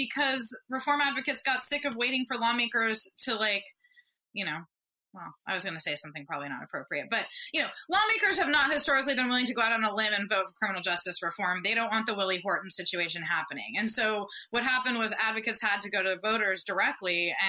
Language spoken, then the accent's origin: English; San Diego, California, United States; born or raised there